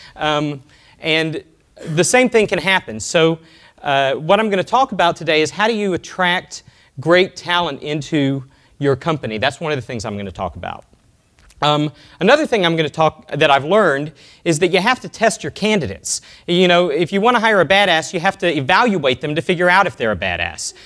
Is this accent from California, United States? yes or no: no; Austin, Texas, United States; from Austin, Texas, my hometown